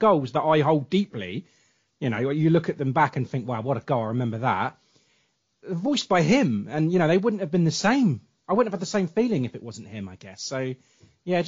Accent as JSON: {"language": "English", "region": "England", "country": "United Kingdom", "said": "I'm English."}